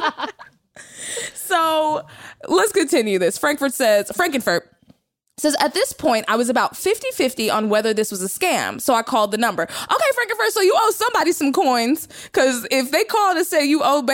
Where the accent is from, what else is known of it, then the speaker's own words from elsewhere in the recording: Texas, United States; I'm from Texas.